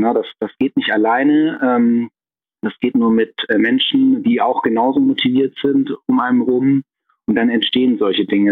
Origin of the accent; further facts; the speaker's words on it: Tübingen, Baden-Württemberg, Germany; in Tübingen in meiner Heimatstadt